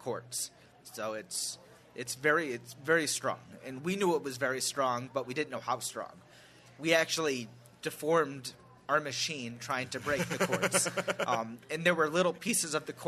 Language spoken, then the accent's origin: English; Oklahoma, United States; I'm from Oklahoma